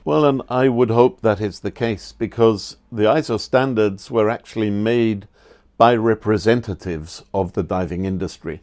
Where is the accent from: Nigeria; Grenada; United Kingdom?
United Kingdom; England; now in Austria; I grew up in England